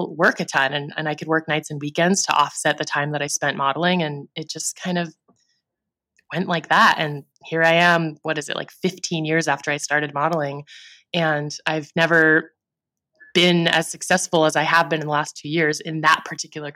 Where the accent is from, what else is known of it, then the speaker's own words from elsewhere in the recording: the Bay Area, California, United States; also born or lived in Los Angeles; I grew up in the Bay Area and that's where I first was represented